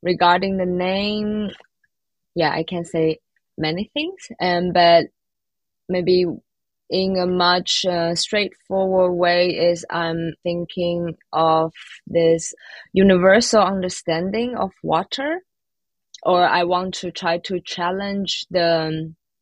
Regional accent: Taiwan; moved away as an adult; also born or lived in Leipzig, Germany; now in Berlin, Germany; where I come from and what is the environment like influenced me from the childhood until now

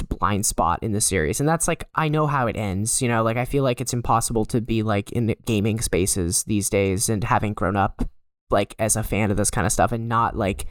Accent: United States; I'm an American

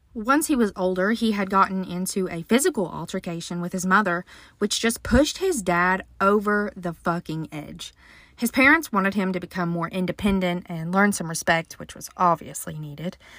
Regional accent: West Virginia, United States; I live in a small town in southern West Virginia

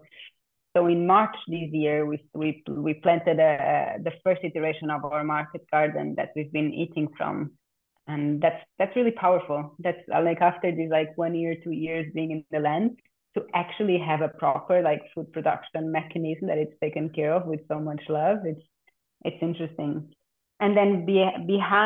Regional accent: Portugal; I also grew up, I'm born and raised in Portugal. I consider myself Portuguese

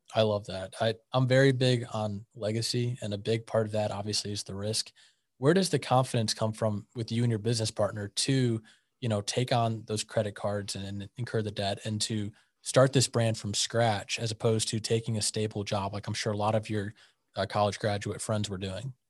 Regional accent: St. Louis, Missouri, United States; now in Wichita, United States; I grew up in Saint Louis

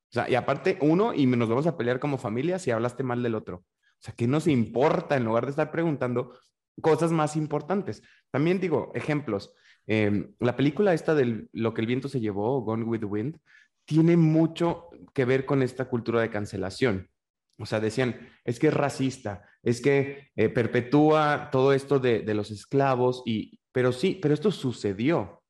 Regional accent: northern Mexico, Mexico; por norteño

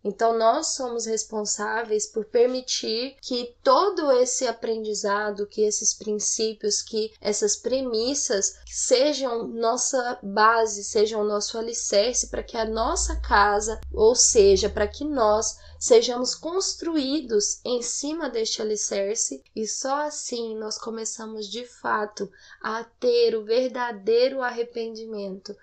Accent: Goiânia, Goiás, Brazil; accent: Goiano; moved away as an adult; now in São Paulo, Brazil; eu sou goiana. Algumas pessoas eu acho que já perceberam pelo meu sotaque, né? Porque eu falo né o tempo inteiro. É uma das características. E eu moro em São Paulo. Eu sou de Goiânia, mas moro em São Paulo há dois anos já

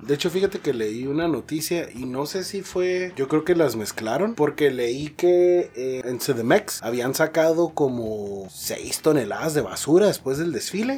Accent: Tecate, Baja California, Mexico; soy de Tecate

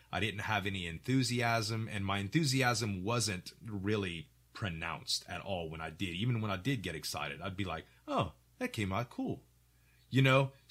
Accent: Louisiana, United States; accent: Cajun; And he heard me and my Cajun accent, like, hey, y'all, welcome to the restaurant.

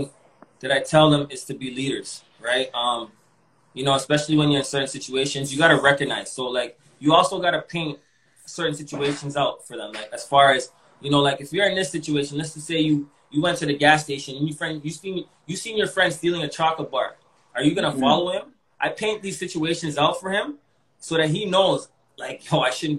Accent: Toronto, Ontario, Canada; also born or lived in Malvern, Toronto; when I was growing up in East York, I was really confined.

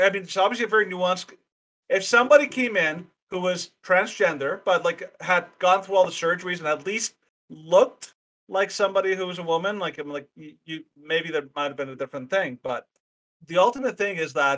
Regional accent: Canada; also born or lived in Mexico; I've lived in Canada the majority of my life

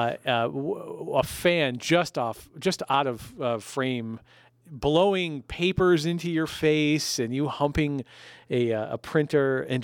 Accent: Amsterdam, New York, United States; I was born and raised here in Amsterdam, New York, the same place that you were.

